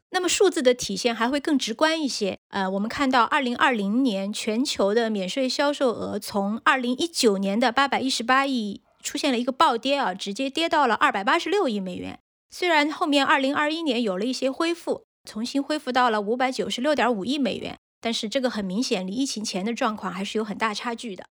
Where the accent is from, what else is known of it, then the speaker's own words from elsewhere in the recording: China; 我们中国人应该都比较熟悉的韩国济州岛